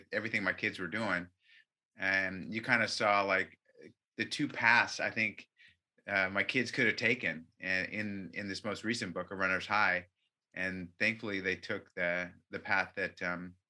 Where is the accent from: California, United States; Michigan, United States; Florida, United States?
California, United States; Orange County; I was born in Orange County